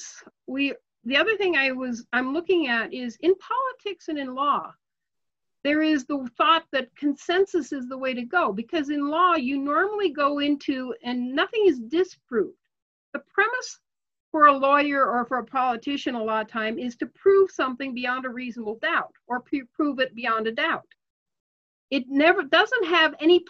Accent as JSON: {"language": "English", "town": "Portland", "region": "Oregon", "country": "United States", "tie": "born or raised there", "said": "I grew up in Portland, Oregon."}